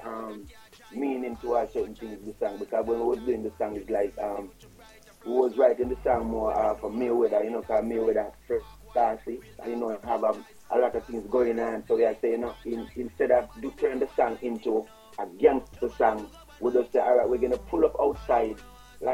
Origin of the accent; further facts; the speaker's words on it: Jamaica; born and raised in Jamaica